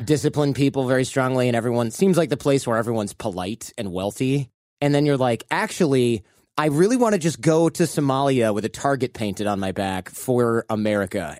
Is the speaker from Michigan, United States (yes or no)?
yes; Michigan, United States; now in California, United States; I grew up in Michigan